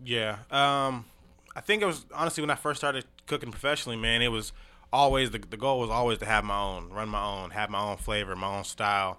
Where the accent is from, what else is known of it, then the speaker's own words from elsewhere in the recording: Tacoma, Washington, United States; Tacoma, Washington, man. Born and raised